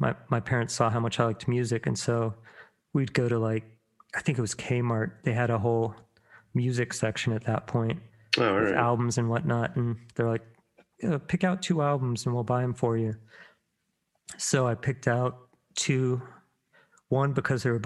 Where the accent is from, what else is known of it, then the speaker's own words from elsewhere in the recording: Virginia Beach, Virginia, United States; I grew up in Virginia Beach